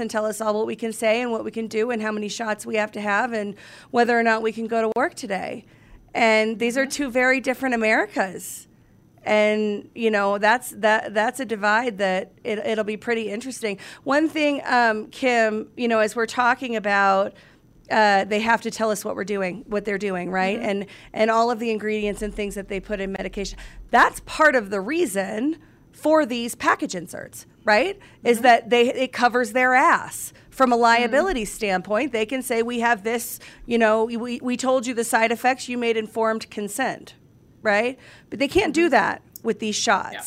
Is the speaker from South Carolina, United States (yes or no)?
no; Atlanta, Georgia, United States; grew up in Atlanta